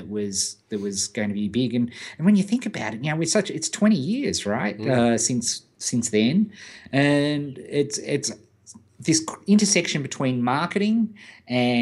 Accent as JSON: {"language": "English", "town": "Beechworth", "region": "Victoria", "country": "Australia", "tie": "born or raised there", "said": "Beechworth, my hometown"}